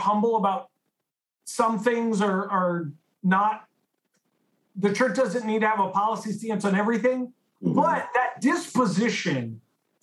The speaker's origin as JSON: {"language": "English", "town": "San Francisco", "region": "California", "country": "United States", "tie": "born or raised there", "said": "I grew up in San Francisco"}